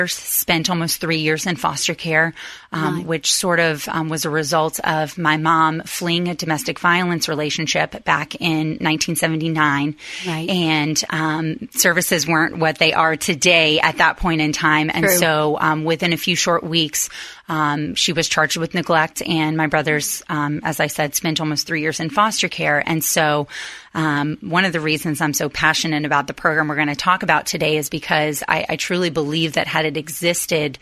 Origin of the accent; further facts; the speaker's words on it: Gainesville, Florida, United States; moved away as an adult; now in Tampa, United States; I was actually born and raised in Gainesville, Florida